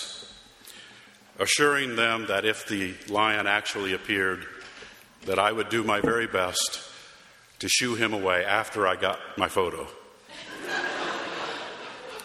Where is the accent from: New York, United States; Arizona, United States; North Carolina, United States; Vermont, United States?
Arizona, United States; moved away; my hometown in Arizona